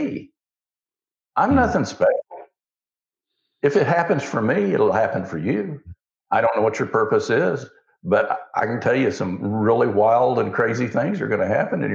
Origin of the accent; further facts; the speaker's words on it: Osage County, Oklahoma, United States; I grew up in Osage County